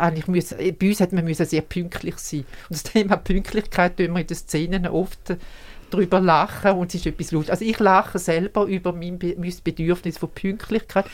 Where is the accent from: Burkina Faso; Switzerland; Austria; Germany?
Switzerland; als Schweizerin und mindestens halbe Schweizer